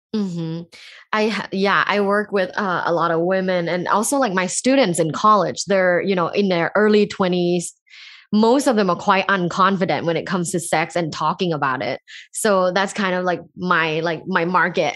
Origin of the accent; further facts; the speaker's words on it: Thailand; moved away; I grew up in Thailand, a sexually conservative environment